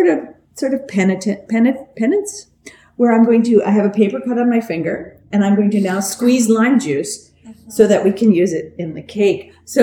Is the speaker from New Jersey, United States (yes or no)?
yes; New Jersey, United States; I'm from New Jersey.